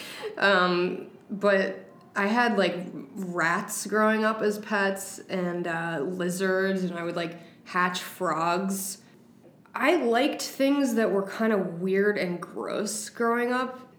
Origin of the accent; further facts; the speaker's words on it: West Hartford, Connecticut, United States; i grew up in west hartford connecticut in the suburbs